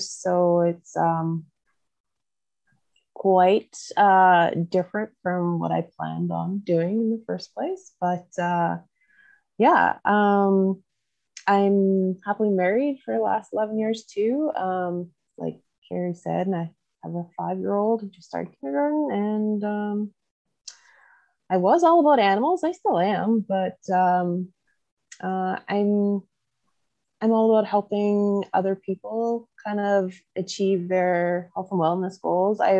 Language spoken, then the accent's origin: English; Southwest Manitoba, Canada; also born or lived in Olds, Alberta; I am from Southwest Manitoba.